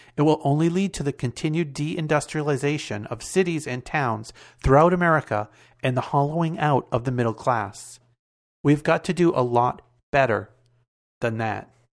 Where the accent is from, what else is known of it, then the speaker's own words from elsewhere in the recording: Massachusetts, United States; my hometown in Massachusetts, the town of Methuen, Massachusetts